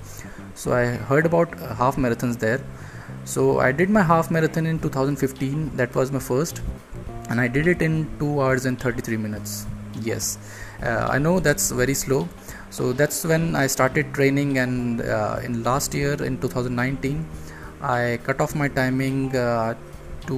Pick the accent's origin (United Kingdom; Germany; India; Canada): India; I'm from India